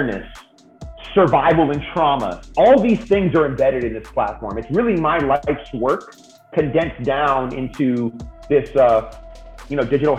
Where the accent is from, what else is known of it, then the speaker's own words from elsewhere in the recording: the Bay Area, California, United States; also born or lived in San Diego; I grew up in the Bay Area